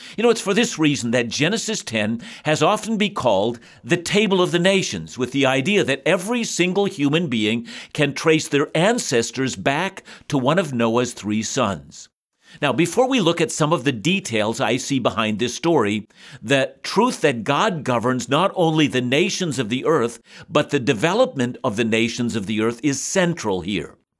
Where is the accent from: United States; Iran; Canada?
Canada; our nation, Canada, a new nation